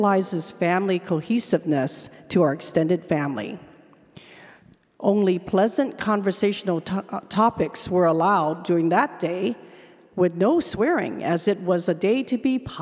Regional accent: Hawaii, United States; my loving parents and a large extended family in Hawaii who all kept me connected to Chinese culture through the Lunar New Year traditions

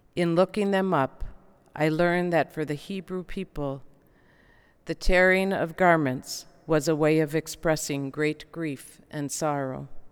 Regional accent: Elk River, Minnesota, United States; I'm from Elk River, Minnesota, it's a city now, but when I was growing up, it was a small town of about 2,000 people

